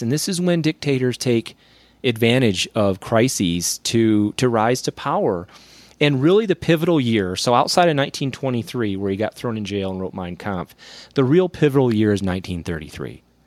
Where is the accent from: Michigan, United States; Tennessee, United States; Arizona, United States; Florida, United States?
Michigan, United States; I grew up in Michigan